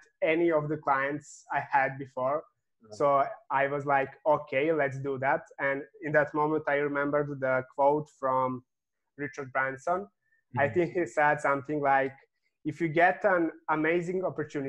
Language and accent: English; Serbia; I'm coming from Serbia